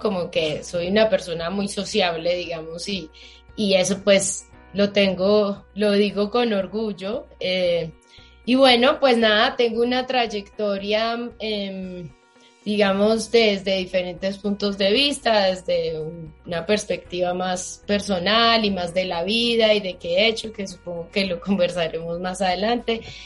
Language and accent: Spanish; Manizales, Caldas, Colombia; moved away as an adult; now in Bogotá, Colombia; no soy de Bogotá, soy de Manizales